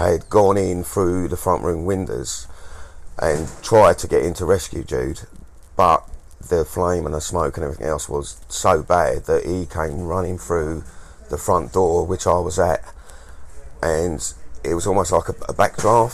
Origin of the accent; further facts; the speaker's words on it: Maidstone, South East England, United Kingdom; I was born in Maidstone. I was born in this town